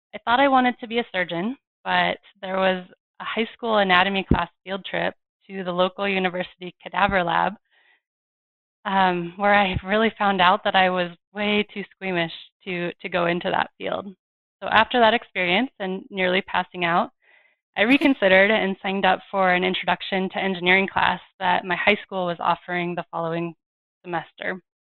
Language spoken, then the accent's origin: English; Fort Collins, Colorado, United States; my hometown of Fort Collins, Colorado